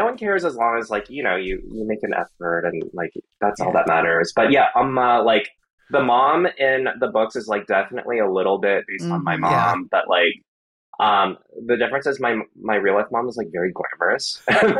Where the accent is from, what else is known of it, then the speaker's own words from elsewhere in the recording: the South, United States; But also, it was a different time and I was a child growing up in the South.